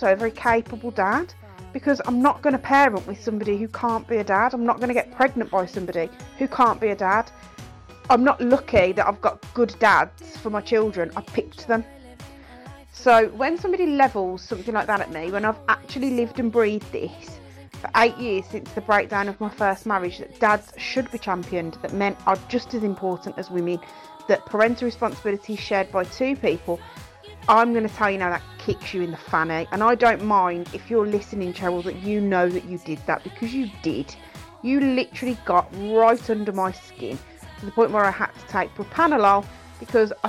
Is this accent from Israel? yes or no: no; Ireland; I'm also Irish